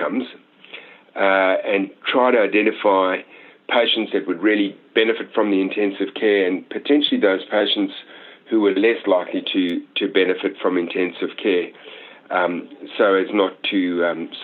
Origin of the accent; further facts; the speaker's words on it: Australia; we as an Australian community